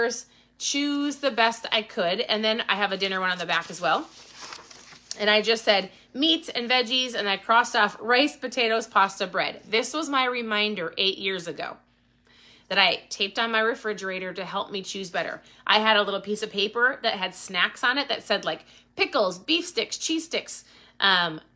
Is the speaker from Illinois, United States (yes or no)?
no; Minnesota, United States; I'm from Minnesota